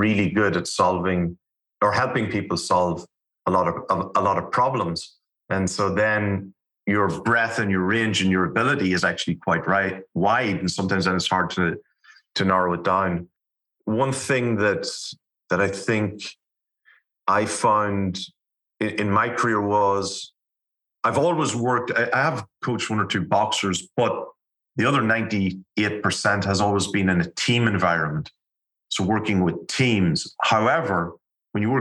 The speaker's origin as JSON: {"language": "English", "country": "Ireland", "tie": "born or raised there", "said": "I'm Irish, grew up in Ireland. Accent might have been a giveaway."}